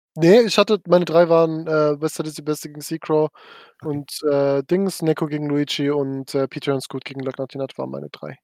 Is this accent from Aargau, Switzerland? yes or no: no; Frauenfeld, Thurgau, Switzerland; ich komme aus Frauenfeld